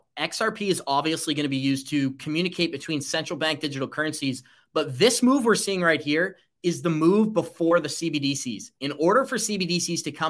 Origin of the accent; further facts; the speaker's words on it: United States; As an American